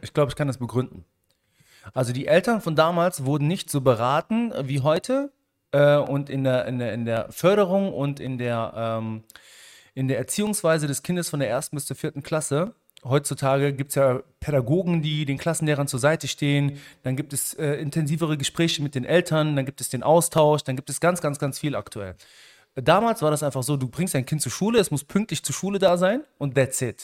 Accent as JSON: {"language": "German", "country": "Germany", "tie": "born or raised there", "said": "Ich bin ja auch Marokkaner. Mhm. In Deutschland geboren und aufgewachsen"}